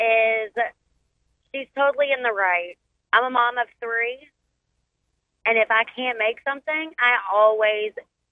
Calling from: Haughton, Louisiana, United States; I am calling from Houghton, Louisiana.

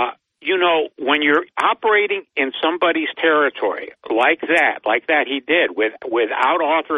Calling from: Binghamton, New York, United States; … from Binghamton.

